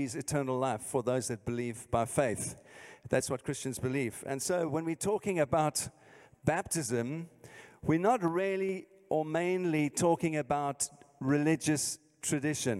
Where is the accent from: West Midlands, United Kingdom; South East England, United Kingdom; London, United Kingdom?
London, United Kingdom; moved away; as you can hear from my accent, I'm not from here, I'm from the south, South London.